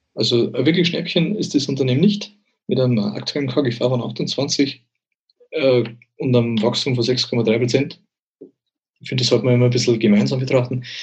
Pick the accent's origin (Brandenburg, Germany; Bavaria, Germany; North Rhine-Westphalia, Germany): Bavaria, Germany; bei uns in Bayern